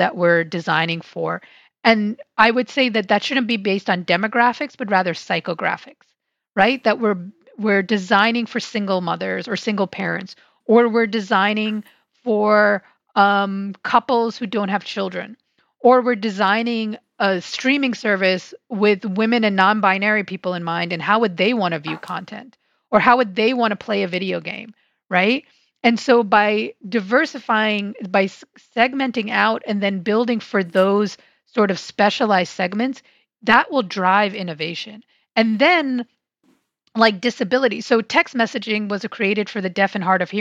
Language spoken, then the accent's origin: English; New York City, New York, United States; now in Silver Spring, Maryland, United States; I grew up on Staten Island, which is a very weird place to grow up